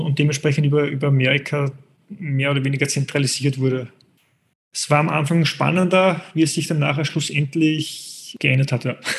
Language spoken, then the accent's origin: German; Austria; als Österreicher kenne ich die österreichische Zielgruppe der Triathleten